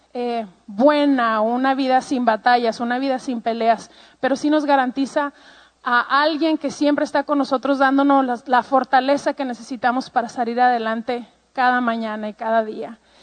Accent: Ciudad Juárez, Chihuahua, Mexico; Yo pues soy mexicana, em, tengo treinta y tantos años y eh, crecí toda mi vida en la frontera con Estados Unidos en un lugar que se llama Juárez, Chihuahua.

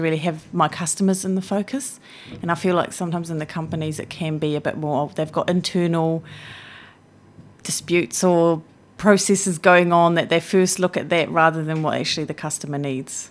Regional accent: Switzerland; moved away as an adult; also born or lived in Blenheim, New Zealand / Wellington, New Zealand; now in New Zealand; most of my childhood I was in Switzerland

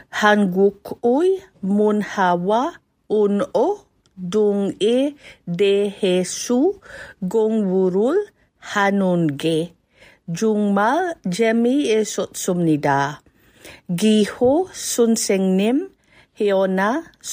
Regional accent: Philippines; moved away as an adult; now in New Zealand; I was born in the Philippines and I came to New Zealand in 1997 to study PhD in economics.

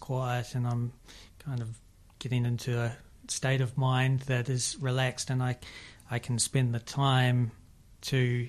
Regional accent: Manawatū-Whanganui, New Zealand; I'm from the Manawatu

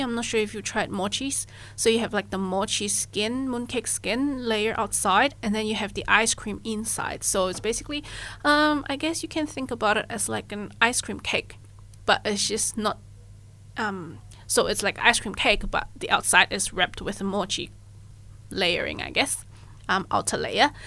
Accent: Malaysia; moved away; I'm originally from Malaysia

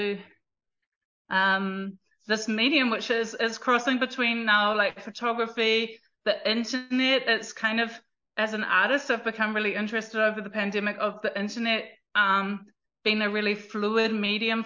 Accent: South Taranaki, New Zealand; also born or lived in Auckland, New Zealand; since I was three, I have been based in South Taranaki in terms of my parents and my family connection, and definitely grew up under the mountain

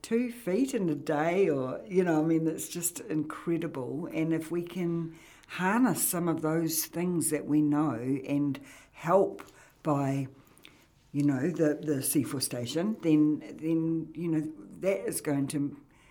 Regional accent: Auckland, New Zealand; I mean, I came from Auckland, so in Auckland, you know your neighbour, but you don't know anything about them, put it that way.

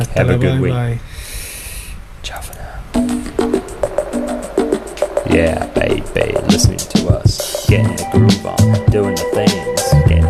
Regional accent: England, United Kingdom; I'm repetitive and I'm English.

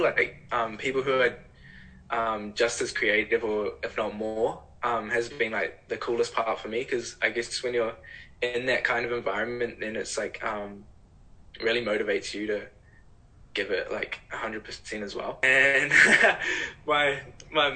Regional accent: Whangamata, Waikato, New Zealand; growing up in Whanga.

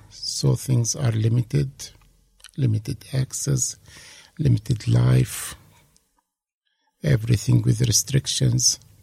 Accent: Hebron, West Bank, Palestine; English is a second language; moved away as an adult; also born or lived in Italy; now in Dunedin, New Zealand; I was born in 1966 in a city called Hebron, and. Uh, raised and they grew up there in Hebron.

